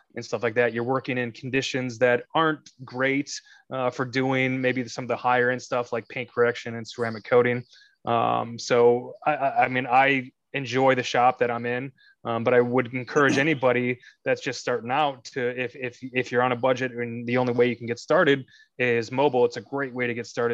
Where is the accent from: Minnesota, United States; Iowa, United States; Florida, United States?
Minnesota, United States; moved away as an adult; also born or lived in Atlanta, Georgia; now in Illinois, United States; originally from Minnesota. Um, spent 18 years there, graduated there, and then I moved down to Atlanta, Georgia, lived there for eight glorious years